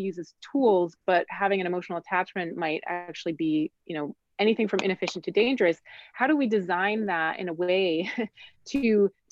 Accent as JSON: {"language": "English", "country": "Switzerland", "tie": "born or raised there", "moved": "yes", "said": "I grew up in Switzerland where they eat horses"}